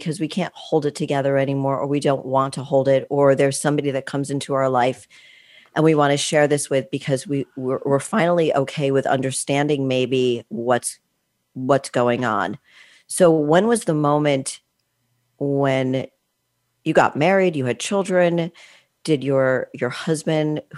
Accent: East Coast, United States; I was brought up on the East Coast, not in the Midwest

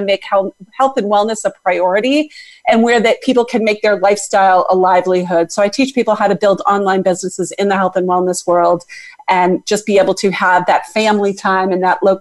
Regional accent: Boston, Massachusetts, United States; I am from Boston, Massachusetts.

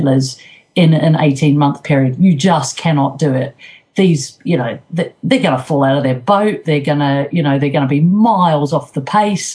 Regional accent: New Zealand; moved away; I was brought up in New Zealand

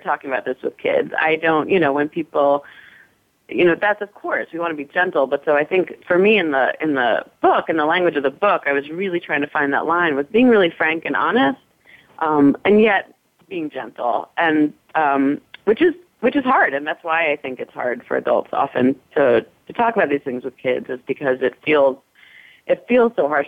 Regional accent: New York City, New York, United States; I grew up in New York City, um, not too far away from the park

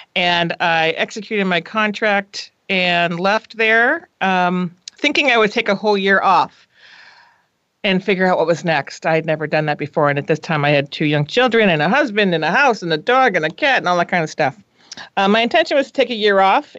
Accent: New England, United States; moved away as an adult; also born or lived in Minnesota / Boston / Los Angeles; now in San Francisco, United States; I was born on the East Coast, and then I decided to go to college in the Midwest because I felt we should get out. I should get out of New England while the going was good

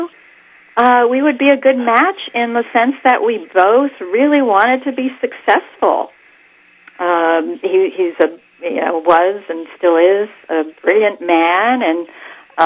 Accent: New York, United States; So I'm of Greek descent. I was born in New York

